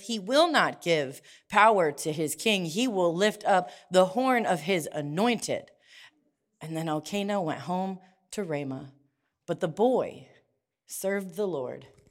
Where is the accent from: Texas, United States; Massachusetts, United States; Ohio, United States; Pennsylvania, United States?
Ohio, United States; Perry; I grew up in Perry and, like, the top of Jackson Avenue